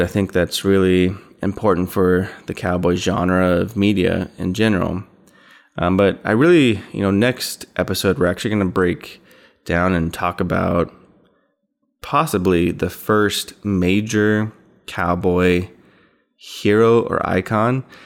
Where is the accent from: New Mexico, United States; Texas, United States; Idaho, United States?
Idaho, United States; I'm from Idaho